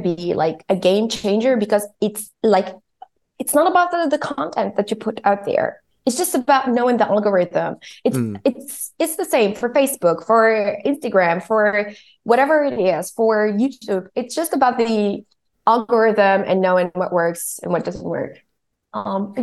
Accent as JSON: {"language": "English", "country": "Tunisia", "tie": "born or raised there", "also_born_or_lived": "South Africa / Istanbul", "moved": "yes", "lives_now": "Germany", "said": "I was born and raised in Tunisia"}